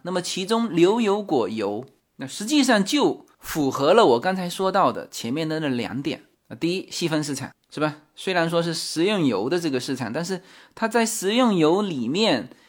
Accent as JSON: {"language": "Chinese", "region": "southern China", "country": "China", "moved": "as an adult", "lives_now": "United States", "said": "我作为南方人哈"}